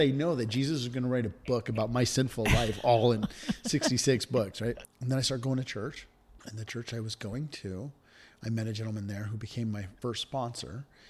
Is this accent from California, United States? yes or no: yes; Redwood City, California, United States; also born or lived in Virginia; born and raised in Redwood City.